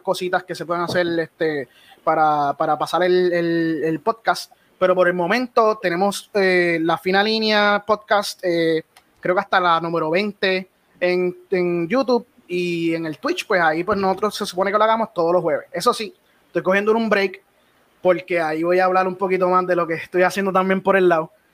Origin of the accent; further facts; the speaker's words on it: Puerto Rico; yo soy de Puerto Rico